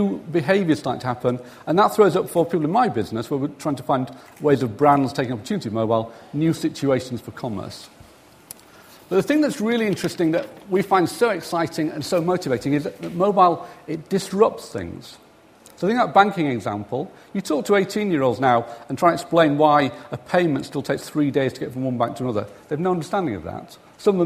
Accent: the north of England, United Kingdom; accent: northern; My mumbling northern accent

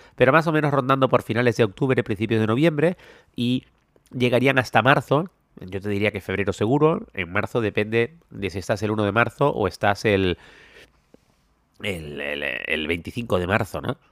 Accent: Canary Islands, Spain; now in Thailand; soy canario, donde no solemos tener este tipo de tormentas

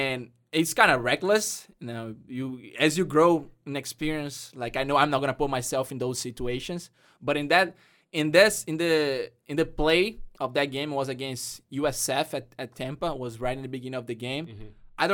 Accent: Brazil; English is a second language; now in United States; soccer brought me from Brazil and brought me to the U.S. And now I can speak English.

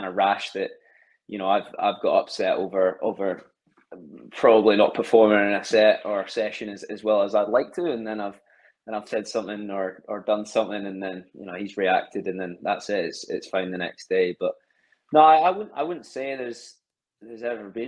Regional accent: Alloa, Scotland, United Kingdom; also born or lived in Glasgow; now in Stirling, United Kingdom; I grew up about 10 minutes away from Stirling in a place called Alloa

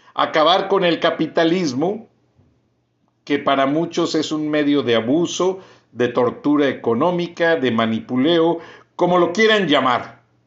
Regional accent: Bajío, Mexico; yo crecí en el Bajío, una comunidad que en los 60s y 70s se hizo completamente migrante

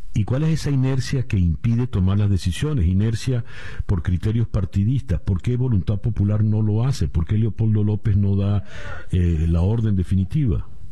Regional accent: Venezuela; como venezolanos

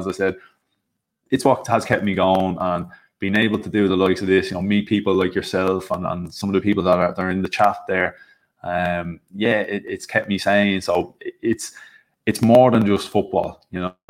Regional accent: Ireland; born and bred in Ireland, still here in Ireland

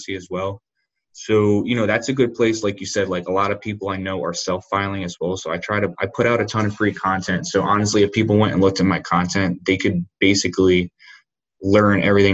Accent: Northeast, United States; now in Charlotte, United States; I'm originally from the Northeast

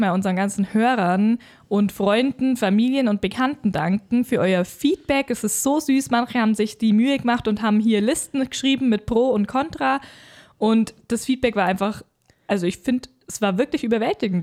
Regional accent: Bavaria, Germany; bei uns in Deutschland, Bayern

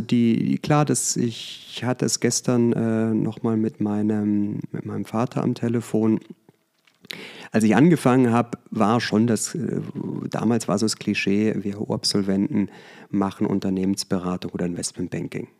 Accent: Germany; moved away as an adult; also born or lived in United States / Vallendar; now in Münstermaifeld, Germany; bin am Bodensee aufgewachsen

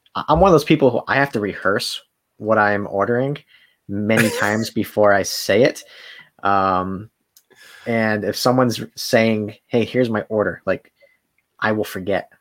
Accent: Rhode Island, United States; moved away; there's nothing to do in Rhode Island

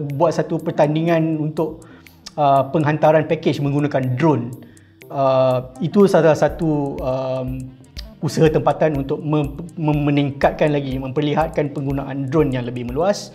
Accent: Malaysia; kita sebagai rakyat Malaysia

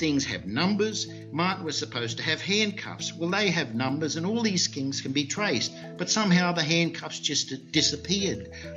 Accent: Australia; moved away; also born or lived in North America / Europe; I'm originally from Australia.

